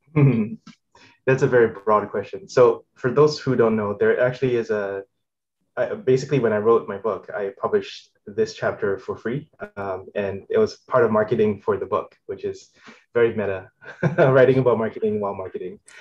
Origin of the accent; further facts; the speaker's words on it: Singapore; moved away as an adult; now in United States; I'm originally from Singapore, um, and I moved to the states for college